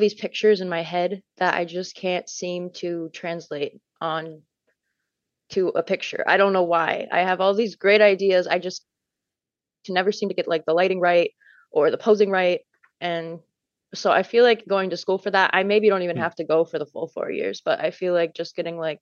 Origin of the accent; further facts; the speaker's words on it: Minnesota, United States; I'm from Minnesota